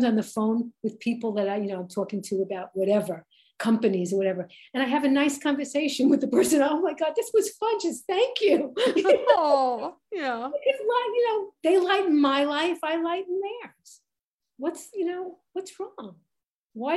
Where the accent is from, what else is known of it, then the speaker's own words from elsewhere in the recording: New York City, New York, United States; Growing up in Brooklyn, I welcomed the differences